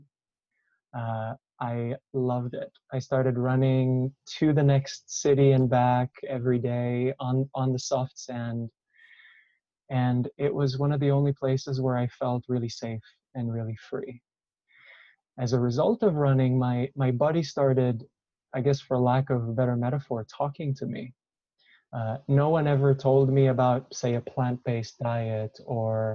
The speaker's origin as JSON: {"language": "English", "country": "Israel", "tie": "born or raised there", "said": "I grew up in Israel, and I was surrounded by a pretty great amount of violence as a child."}